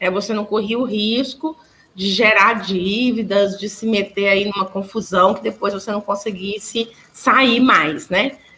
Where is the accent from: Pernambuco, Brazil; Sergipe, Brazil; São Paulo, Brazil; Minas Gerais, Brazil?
Minas Gerais, Brazil; Pratinha; now in Araxá, Brazil; Sou natural, sou natural da cidade de Pratinha, a, poucos quilômetros, quilômetros